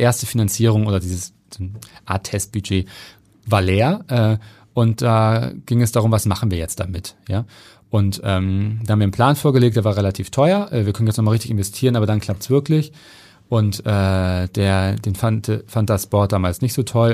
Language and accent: German; Hamburg, Germany; Ich bin äh, alleine mit meiner Mutter und meinem Bruder aufgewachsen im Süden von Hamburg in äh, Neugraben